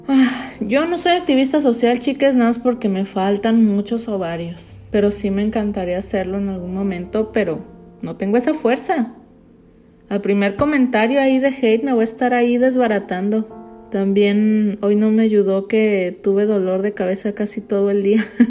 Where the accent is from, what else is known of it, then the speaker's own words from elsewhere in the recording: Mexico; now in United States; en México nos sentimos muy orgullosos.